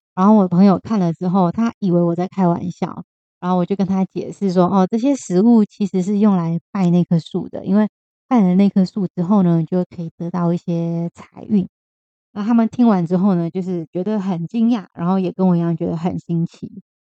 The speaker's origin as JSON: {"language": "Chinese", "country": "Taiwan", "said": "我们台湾人"}